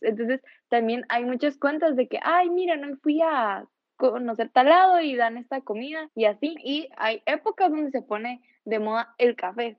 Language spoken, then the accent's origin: Spanish; Guatemala; nosotros como chapines